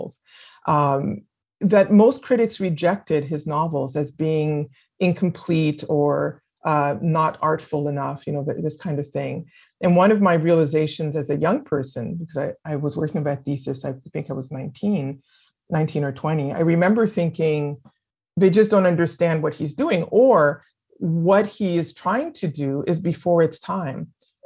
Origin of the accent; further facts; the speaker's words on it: Winnipeg, Manitoba, Canada; first language French; English is a second language; moved away as an adult; also born or lived in Quebec City; now in United States; growing up in Winnipeg